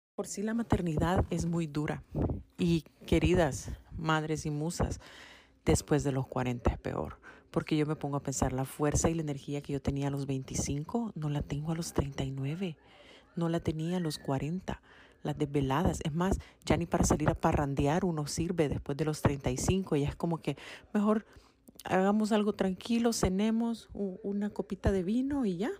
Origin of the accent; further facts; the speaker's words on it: El Salvador; now in Canada; dije que vivíamos en Canadá, pero somos del Salvador